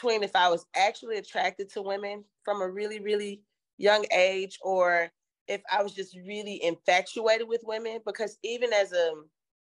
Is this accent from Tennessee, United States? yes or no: yes; Memphis, Tennessee, United States; moved away as an adult; now in Los Angeles, United States; I hail from Memphis, Tennessee. I've been living in Los Angeles, California for about 12 years